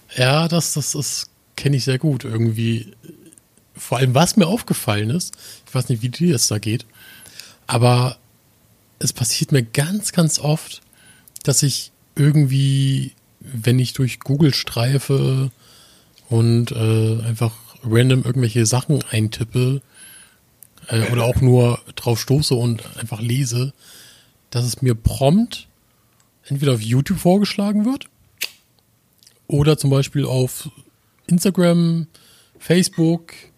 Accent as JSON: {"language": "German", "area": "the North", "region": "Northern Germany", "country": "Germany", "said": "komme aus dem wunderschönen Norden"}